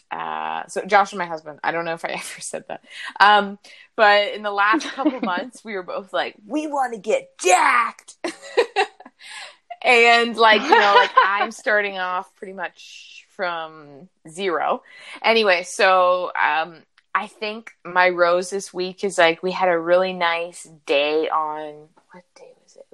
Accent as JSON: {"language": "English", "area": "Niagara", "region": "Ontario", "country": "Canada", "tie": "born or raised there", "said": "I grew up in Niagara"}